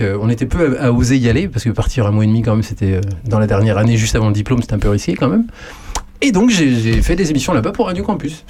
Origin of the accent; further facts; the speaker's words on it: Poitou, Nouvelle-Aquitaine, France; moved away as an adult; also born or lived in Nantes / Bordeaux / Gironde; now in Auxerre, France; j'ai passé toute une grande partie de mon adolescence et, jeune adulte euh, dans le Poitou